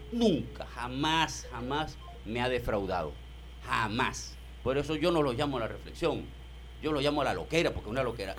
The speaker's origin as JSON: {"language": "Spanish", "country": "Venezuela", "said": "nosotros somos venezolanos y somos venezolanas"}